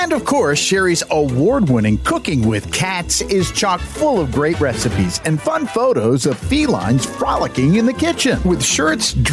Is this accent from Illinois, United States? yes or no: no; Boone, North Carolina, United States; now in Fort Benning, United States; I'm stationed down here at the Army Marksmanship Unit at Fort Benning, Georgia. I'm from Boone, North Carolina, and I'd like to wish everybody back home a Merry Christmas.